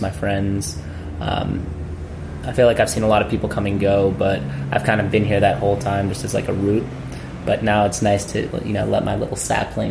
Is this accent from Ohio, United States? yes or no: no; Newton, Massachusetts, United States; moved away as an adult; also born or lived in Virginia; now in Washington, D.C., United States; I was born in 1990 in Boston, and I grew up there, went to, you know, elementary school, middle school, high school, all in Newton